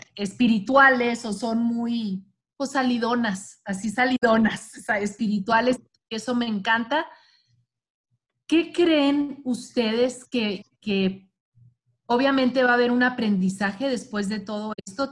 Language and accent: Spanish; Chihuahua, Mexico; soy de Chihuahua